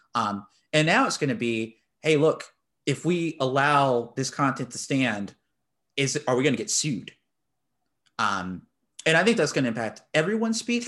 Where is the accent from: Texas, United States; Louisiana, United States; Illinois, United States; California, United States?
Texas, United States; I'm from the great state of Texas.